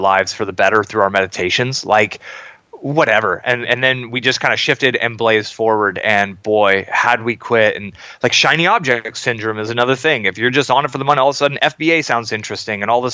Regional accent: Silicon Valley, Bay Area, California, United States; I grew up in Silicon Valley in the Bay Area through the dot-com boom

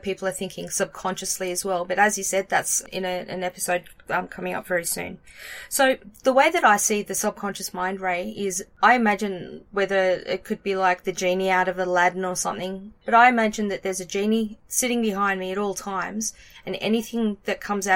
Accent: Australia; I'm Australian

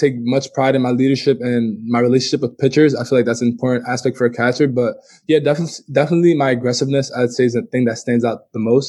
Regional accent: New York City, New York, United States; I'm from the Bronx, New York, born and raised. I'm of Dominican descent. Both my parents are from Dominican Republic.

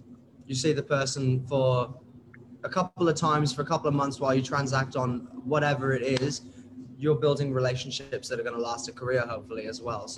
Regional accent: United Kingdom; accent: British; moved away as an adult; now in Australia; As you can tell by my British accent, I've got all of my friends, all of my main friends from ages 10 to 22 who live in the UK and in parts of Europe.

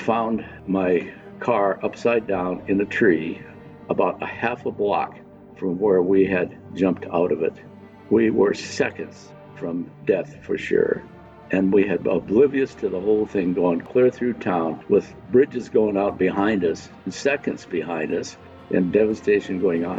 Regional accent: Rapid City, South Dakota, United States; born and raised in Rapid City. I'm 84 now

